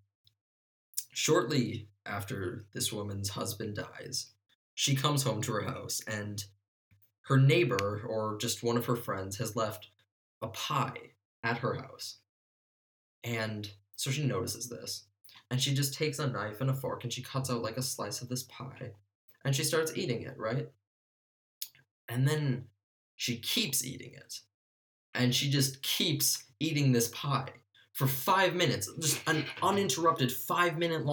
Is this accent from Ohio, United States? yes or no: no; Milwaukee, Wisconsin, United States; we're from Milwaukee.